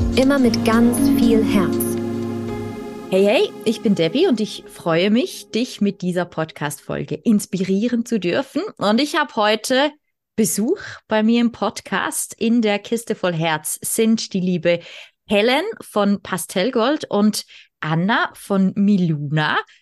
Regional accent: Switzerland; ich bin aus der Schweiz

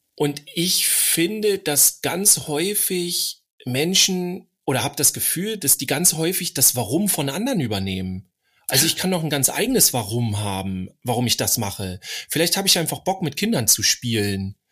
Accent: Northern Germany, Germany; ich als Norddeutscher

